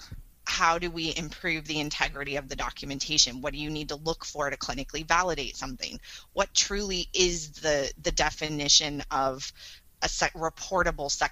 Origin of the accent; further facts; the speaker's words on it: Northern California, United States; this is my hometown where I grew up. And it was 130-bed small community hospital